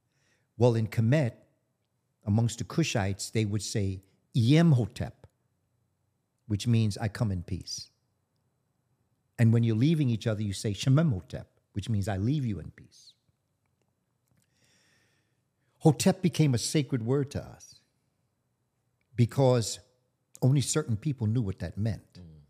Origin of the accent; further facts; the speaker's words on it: New York, United States; I'm from New York. We're here in Atlanta.